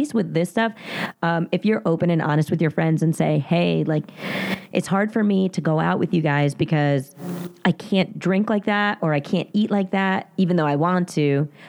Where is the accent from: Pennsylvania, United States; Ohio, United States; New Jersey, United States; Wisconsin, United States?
New Jersey, United States; accent: very Jersey; in my very Jersey accent